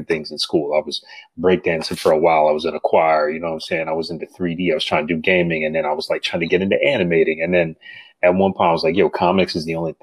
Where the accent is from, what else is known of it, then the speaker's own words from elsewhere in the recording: Grand Rapids, Michigan, United States; I came from Grand Rapids, Michigan, a small town